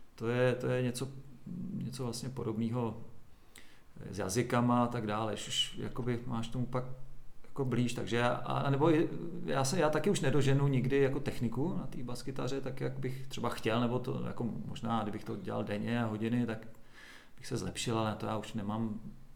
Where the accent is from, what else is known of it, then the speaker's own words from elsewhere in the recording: Doksy, Liberec Region, Czechia; also born or lived in Česká Lípa; v Doxe, kde já jsem vyrůstal u Máchové zera